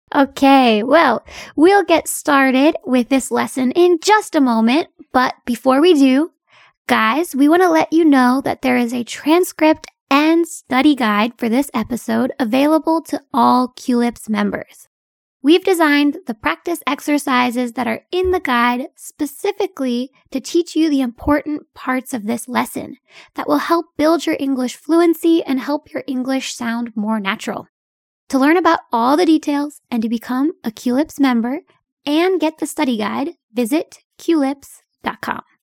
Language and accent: English; United States; my hometown is not too far from New York